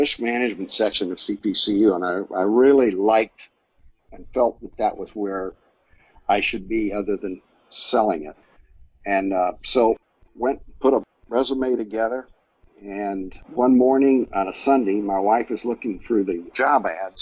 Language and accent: English; Orlando, Florida, United States; also born or lived in Sarasota, Florida / Tampa, Florida / St. Petersburg, Florida; I've spent the rest of my life in Central